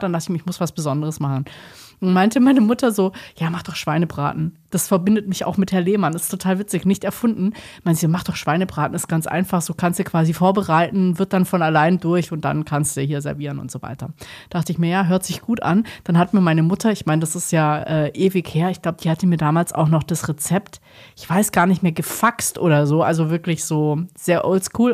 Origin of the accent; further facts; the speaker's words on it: Southern Germany, Germany; Ich komme aus dem Süden